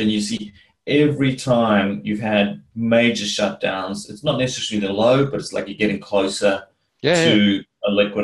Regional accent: South Africa; moved away; because I come from South Africa, that was where I was originally from.

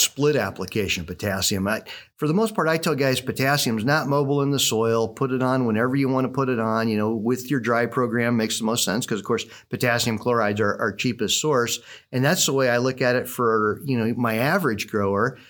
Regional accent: Southwest Iowa, United States; growing up in Southwest Iowa, um, I was the older of, of two boys

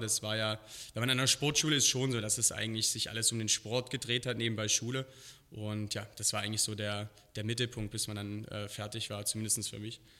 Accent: Halle, Saxony-Anhalt, Germany; moved away as an adult; also born or lived in Berlin / Koblenz; now in Las Vegas, United States; Ich bin in Berlin geboren, dann hier in Halle an der Saale aufgewachsen

